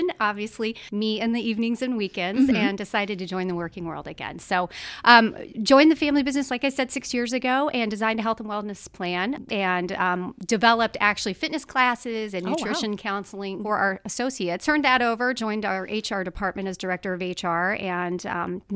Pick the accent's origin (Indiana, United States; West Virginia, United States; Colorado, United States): Indiana, United States; Carmel; I grew up in Carmel